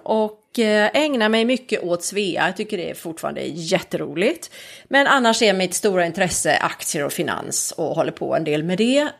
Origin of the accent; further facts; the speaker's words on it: Nybro, Kalmar County, Sweden; moved away as an adult; also born or lived in London / New York; now in Stockholm, Sweden; jag är från Småland. Jag kommer från en liten stad som heter Nybro